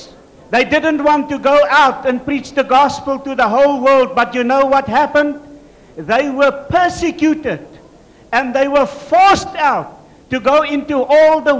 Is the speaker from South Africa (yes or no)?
yes; South Africa; I'm from South Africa